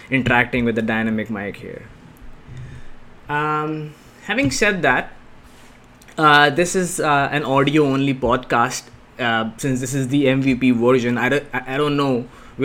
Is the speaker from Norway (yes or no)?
no; India; India, I can speak with certain conviction because it's my home country, right? Born and brought up